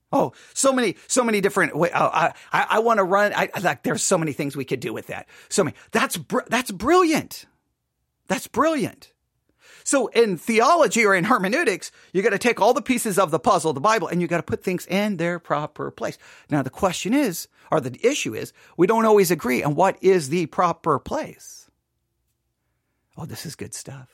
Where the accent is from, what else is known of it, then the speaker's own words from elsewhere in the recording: Buffalo Gap, Texas, United States; I grew up in Buffalo Gap, Texas